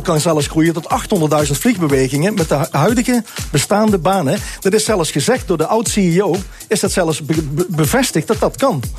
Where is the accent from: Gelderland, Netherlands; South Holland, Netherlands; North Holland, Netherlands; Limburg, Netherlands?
Limburg, Netherlands; South; Ik kom uit Zuid-Limburg vandaan